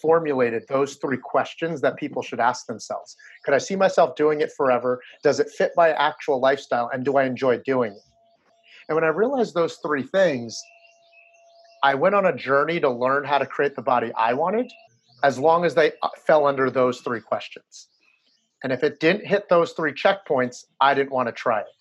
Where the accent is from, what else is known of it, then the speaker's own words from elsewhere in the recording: New Jersey, United States; I'm a Chinese guy who grew up in New Jersey.